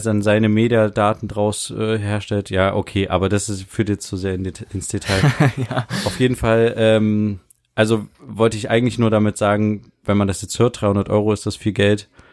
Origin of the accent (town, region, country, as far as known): Germany